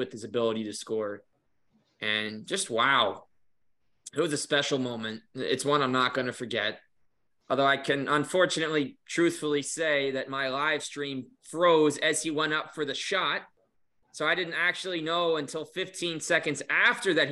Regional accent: New Jersey, United States; I grew up in New Jersey

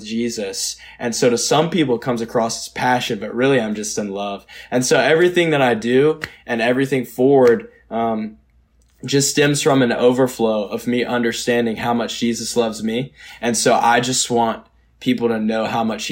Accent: Georgia, United States; I grew up in Georgia. I grew up in the Bible Belt

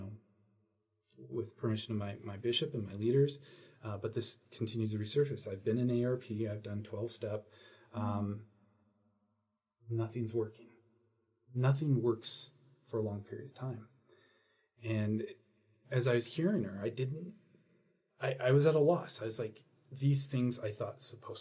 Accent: San Francisco, California, United States; I'm from San Francisco area

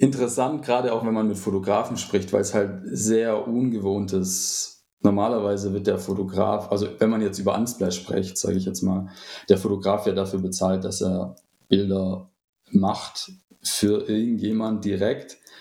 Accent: Stuttgart area, Baden-Württemberg, Germany; hier, wo ich herkomme, also so aus dem Raum Stuttgart

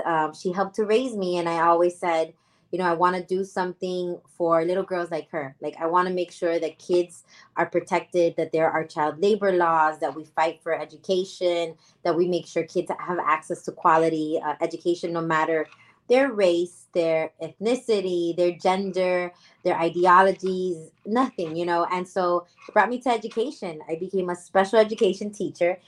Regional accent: Hialeah, Florida, United States; I was born and raised in Hialeah

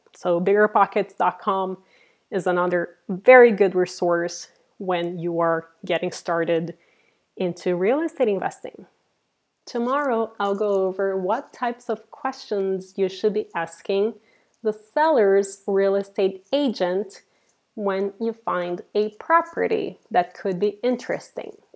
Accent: Brazil; also born or lived in Silicon Valley, California; now in San Francisco, United States; I'm originally from Brazil and I have been living in Silicon Valley here in California for the last 18 years

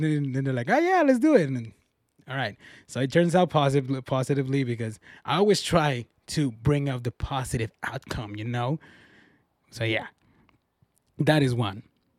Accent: Mexico; one time from my home state back in Mexico, I heard these names that they actually were banned because kids were being bullied by the name.

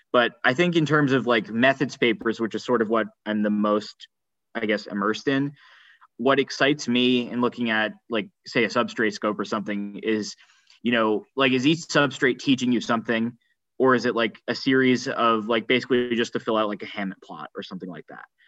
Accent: New Jersey, United States; moved away as an adult; also born or lived in California; now in Princeton, United States; I'm from New Jersey originally, so I'm happy to be back

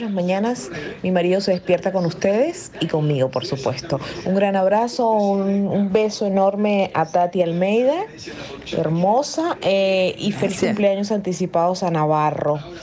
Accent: Venezuela; now in Cancún, Mexico; desde acá, Cancún, Quintana Roo, México. Soy venezolana

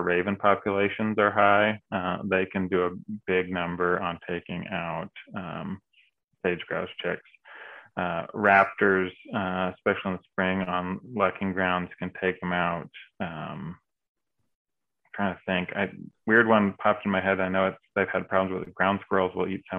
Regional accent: California, United States; moved away; I grew up down in California

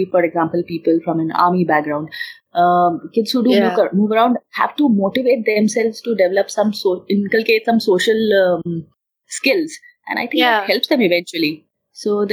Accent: Mumbai, Maharashtra, India; moved away as an adult; I was born and brought up in Mumbai, but I have my roots in Himachal.

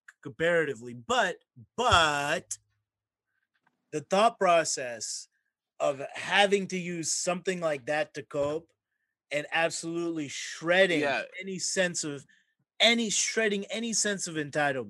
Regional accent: Mississippi, United States; I'm also growing up in Mississippi

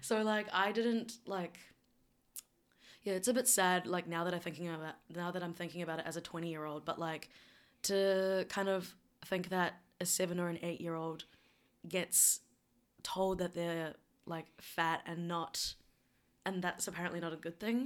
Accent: New Zealand; also born or lived in South Korea; And then I moved to New Zealand and I grew up predominantly in New Zealand

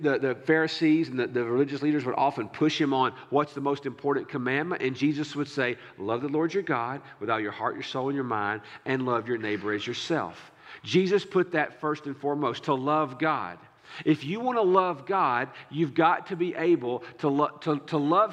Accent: United States; as an American

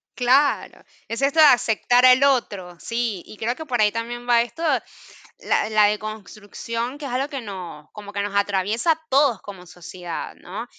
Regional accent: Mérida, Venezuela; moved away as an adult; now in Buenos Aires, Argentina; yo que vengo de los Andes, de Mérida

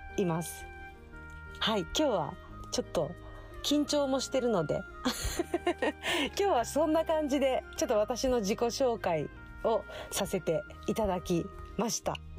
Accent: Okinawa, Japan; 沖縄出身の、えー、沖縄在住で、まあ、生まれも育ちも沖縄っていうとこなんですけど

